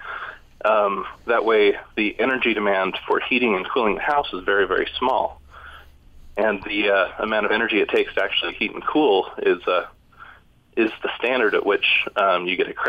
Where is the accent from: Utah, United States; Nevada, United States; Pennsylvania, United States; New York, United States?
Utah, United States; I grew up in Utah